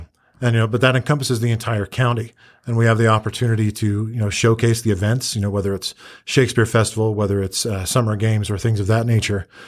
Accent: Centerville, Utah, United States; moved away as an adult; now in Cedar City, United States; I am originally from Centerville, Utah

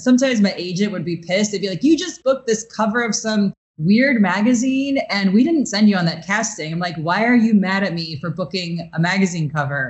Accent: Chicago, Illinois, United States; now in New York, United States; You know, I'm a dancer from Chicago. I just moved to New York.

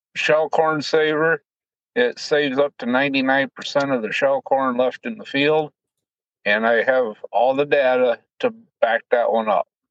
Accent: Colton, South Dakota, United States; I grew up in Colton, South Dakota, farm with my mom and dad

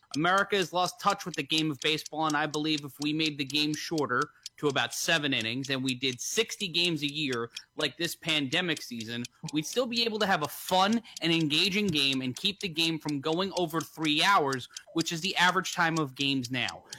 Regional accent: New York City, New York, United States; I grew up in New York City

